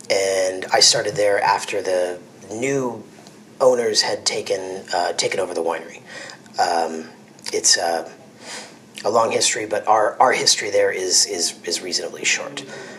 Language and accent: English; New York, United States; moved away as an adult; now in Napa Valley, United States; I'm from New York, born and raised just outside the city, and I'd been working in the restaurant industry in New York City for quite a while before that.